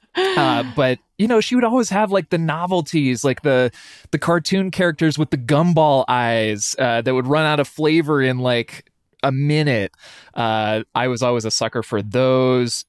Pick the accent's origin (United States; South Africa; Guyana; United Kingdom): United States; Lewiston, Idaho; now in Boise, United States; spoiled growing up in Lewiston